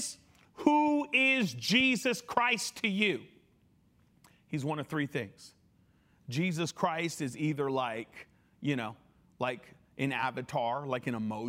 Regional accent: Connecticut, United States; I grew up in Connecticut

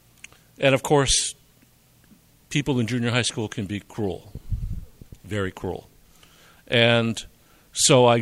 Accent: Wilkes-Barre, Pennsylvania, United States; I grew up in Wilkes-Barre, Pennsylvania, to parents and grandparents from Eastern Europe

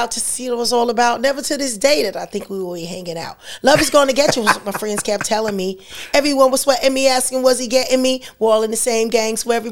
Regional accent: Los Angeles, California, United States; also born or lived in Carson / Compton / Lynwood; I grew up in many parts of Los Angeles. Like, I'm a California girl. That's why I have to say it. So I'm from Los Angeles.

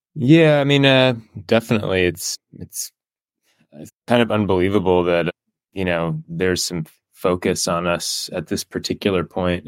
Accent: Encinitas, California, United States; moved away as an adult; also born or lived in Davis, California; now in San Francisco, United States; I grew up in North County, San Diego, so, like, Encinitas area

